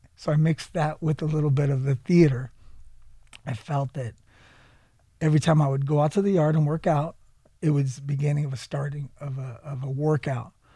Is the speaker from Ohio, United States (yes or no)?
no; San Jose, California, United States; I'm actually from San Jose, California